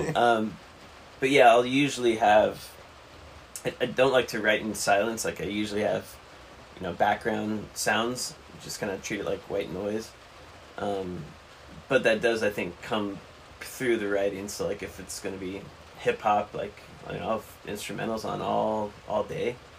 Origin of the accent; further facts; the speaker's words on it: Alaska, United States; also born or lived in Fort Collins, Colorado; I was originally from Alaska